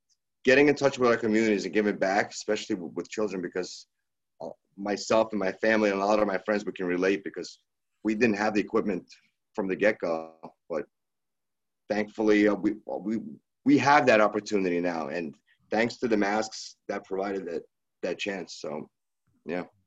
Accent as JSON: {"language": "English", "town": "New York City", "region": "New York", "country": "United States", "tie": "born or raised there", "said": "we're Brooklyn natives. We were raised in Brooklyn and played hockey"}